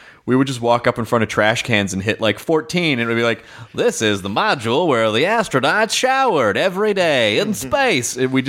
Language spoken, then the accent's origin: English; Tennessee, United States; also born or lived in Kentucky; Oh, yeah, yeah, yeah. I was born in Kentucky and raised in Tennessee.